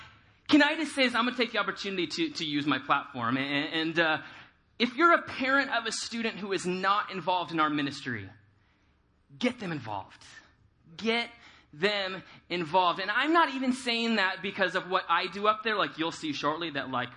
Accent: California, United States; moved away as an adult; I grew up in California, and so when I moved out here almost 2 years ago

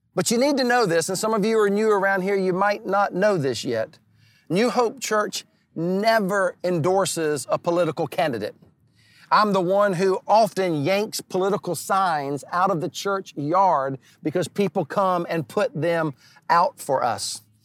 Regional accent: the Carolinas, United States; I was born and raised in the Carolinas my entire life

